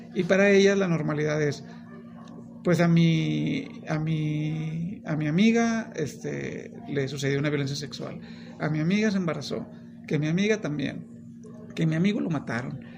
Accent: Monterrey, Nuevo León, Mexico; yo soy de Monterrey

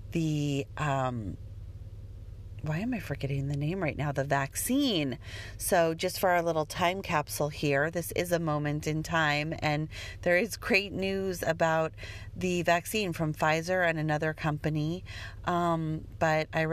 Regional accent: Denver, Colorado, United States; I grew up in Denver

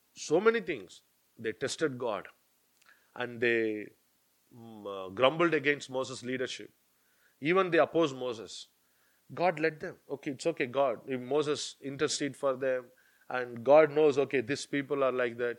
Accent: India; now in United Kingdom; I'm from India, I know only that culture

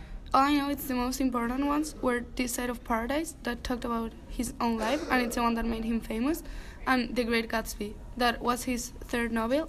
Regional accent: Spain; moved away; I'm 15 too, and I'm from Spain.

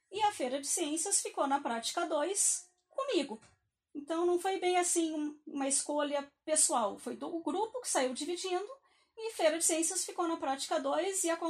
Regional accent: Rio Grande do Sul, Brazil; E eu, eu sou gaúcha, então a minha educação básica, boa parte dela foi lá.

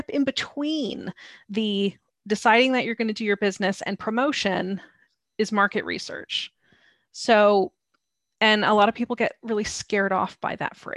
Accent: United States; moved away as an adult; now in London, United Kingdom; I'm American

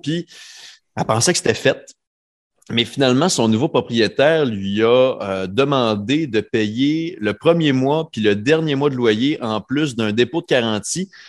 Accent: Quebec, Canada; now in Halifax, Canada; mon coin de pays, au Québec

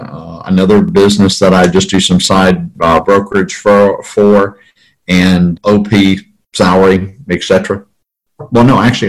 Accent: Mississippi, United States; moved away as an adult; also born or lived in Illinois / Chicago, Illinois; I was born in Illinois, but basically raised in Mississippi

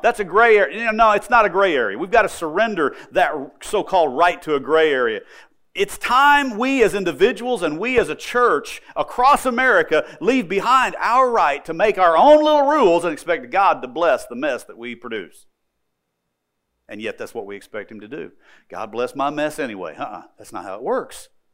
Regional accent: United States; I'm an American

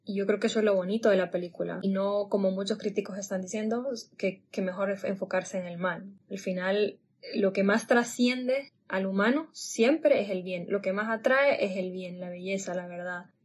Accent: Honduras; soy hondureña

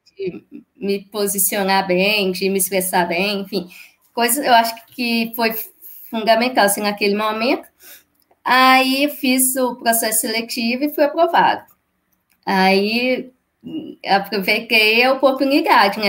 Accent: Ipatinga, Minas Gerais, Brazil; Eu sou de Patinga, Minas Gerais

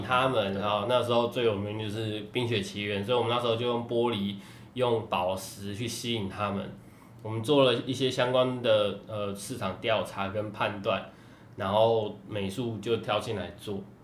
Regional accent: Taiwan; 然后家里面台湾那个时候大部分还是会认为哇玩游戏是不好的事情

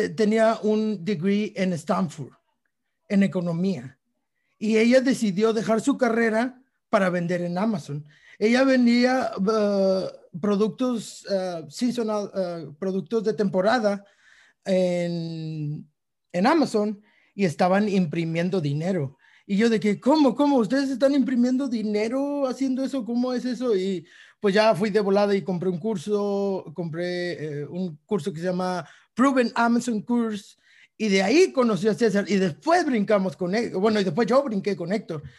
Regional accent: Mexico; como mexicanos

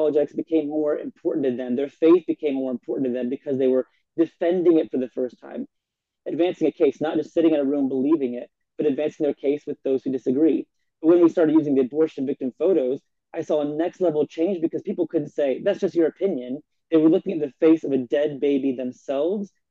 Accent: Indiana, United States; my hometown of Indiana

